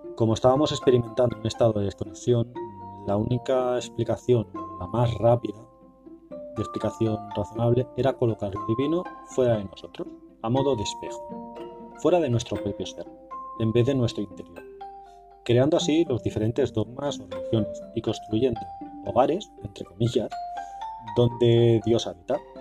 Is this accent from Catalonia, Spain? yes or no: yes; Barcelona, Catalonia, Spain; mi ciudad natal